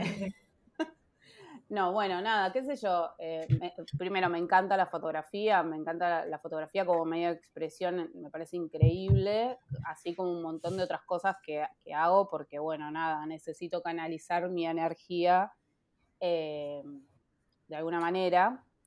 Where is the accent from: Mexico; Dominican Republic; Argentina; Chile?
Argentina; Castelar, Buenos Aires Province; yo me crié en Castelar hasta los 21 años